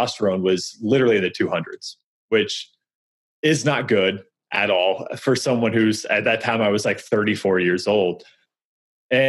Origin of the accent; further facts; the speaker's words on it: Missouri, United States; moved away as an adult; also born or lived in New York; now in St. Louis, United States; We're originally from Missouri.